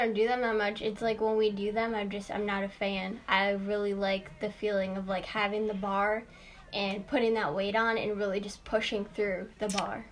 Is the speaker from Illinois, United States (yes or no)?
yes; Chicago, Illinois, United States; I'm from Chicago.